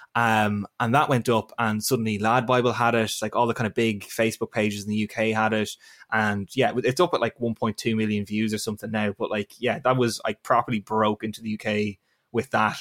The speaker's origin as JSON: {"language": "English", "town": "Navan", "region": "Leinster", "country": "Ireland", "also_born_or_lived": "Northern Ireland", "moved": "as an adult", "said": "I am from Navan in County Meath."}